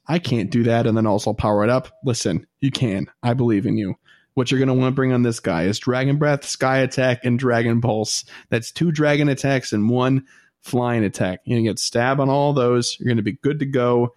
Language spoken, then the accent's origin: English; United States; I'm American